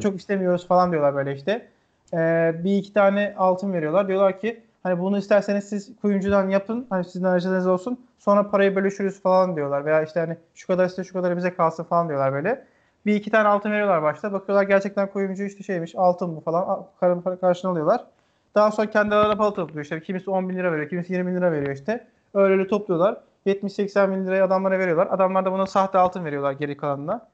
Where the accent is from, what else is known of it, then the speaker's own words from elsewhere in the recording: Erzincan, Turkey; bizim şimdi Erzincanlıyım ben. Babam da, e, orada bir köyünden işte Erzincan'ın